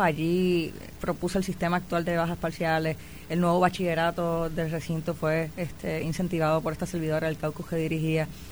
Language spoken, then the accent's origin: Spanish; Puerto Rico; moved away as an adult; me fui de Puerto Rico, estudio en la Universidad de Brown, la primera puertorriqueña en el programa graduado de Asuntos Públicos.